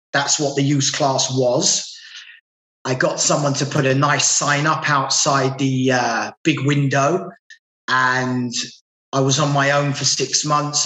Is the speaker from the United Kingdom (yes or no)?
yes; London, United Kingdom; now in Manchester, United Kingdom; I'm from London originally, and I now live in Manchester in England